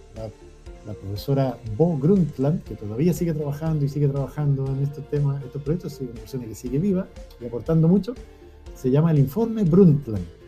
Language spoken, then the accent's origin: Spanish; Cajón del Maipo, Santiago Metropolitan Region, Chile; Yo me crié en el Cajón del Maipo, que es un lugar lleno de naturaleza